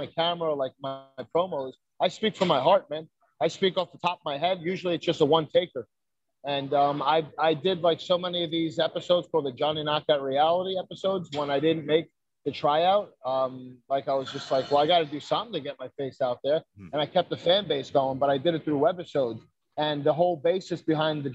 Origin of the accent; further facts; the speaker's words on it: New York City, New York, United States; moved away as an adult; also born or lived in Dyker Heights, Brooklyn / Staten Island; now in Florida, United States; Brooklyn, I'm originally from Bensonhurst, 18th Avenue and 72nd, between 18th and 19th. And then, you know, I moved around. I did Dyker Heights most recently before I moved here to Florida